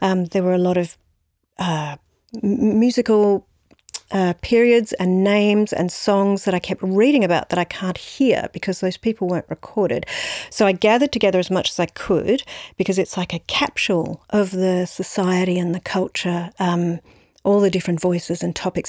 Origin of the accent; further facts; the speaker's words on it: Brisbane, Queensland, Australia; also born or lived in San Francisco, United States; now in Melbourne, Australia; I grew up in Brisbane